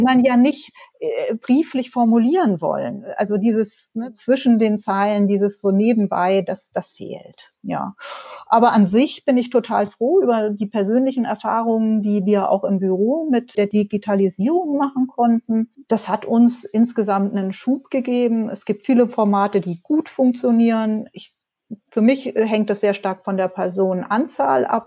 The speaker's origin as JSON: {"language": "German", "region": "Hamburg", "country": "Germany", "tie": "born or raised there", "moved": "as an adult", "lives_now": "Dipperz, Germany", "said": "ich bin ja in Hamburg groß geworden"}